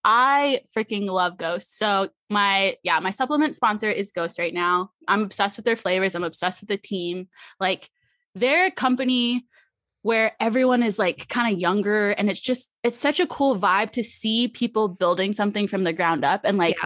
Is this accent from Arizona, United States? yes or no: yes; Arizona, United States; Yes, my whole family born and raised in Arizona.